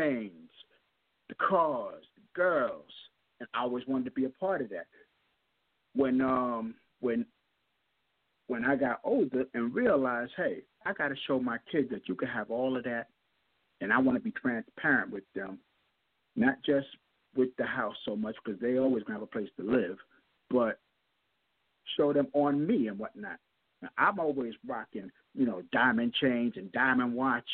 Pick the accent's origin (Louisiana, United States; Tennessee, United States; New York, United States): New York, United States; New York City; I grew up in Jamaica, Queens